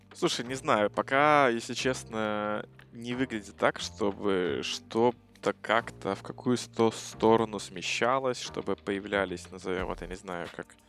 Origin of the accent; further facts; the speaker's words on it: Belarus; мы с Ромой из Беларуси